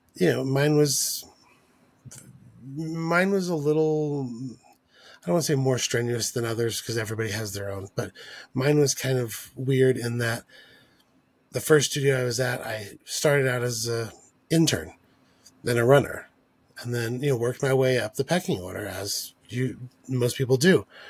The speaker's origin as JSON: {"language": "English", "town": "El Paso", "region": "Texas", "country": "United States", "tie": "born or raised there", "said": "growing up in El Paso"}